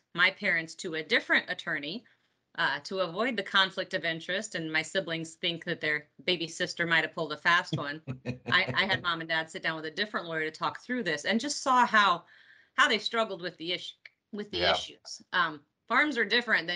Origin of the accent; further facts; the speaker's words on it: Peru, Indiana, United States; I am in Peru, Indiana this morning speaking to you, which is my hometown and where my family farm is